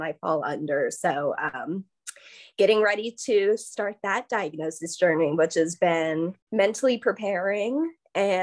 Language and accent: English; Tampa, Florida, United States; now in Savannah, United States; I'm from Florida, Tampa, Florida, originally.